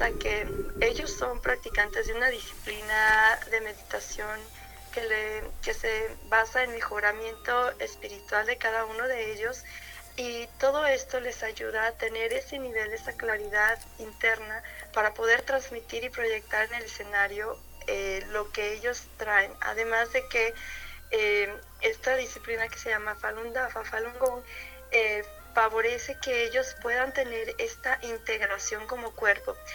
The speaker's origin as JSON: {"language": "Spanish", "country": "Mexico", "said": "aquí a nuestro país eh, aquí en Monterrey"}